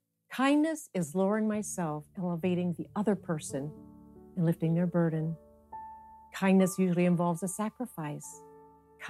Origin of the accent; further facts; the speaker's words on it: Youngstown, Ohio, United States; I grew up in Youngstown, Ohio, during some of the most intense years of the civil rights movement